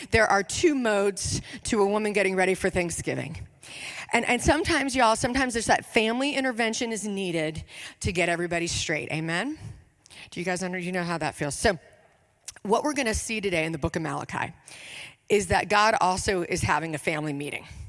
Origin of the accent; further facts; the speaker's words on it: Richmond, Virginia, United States; I am from Richmond, Virginia.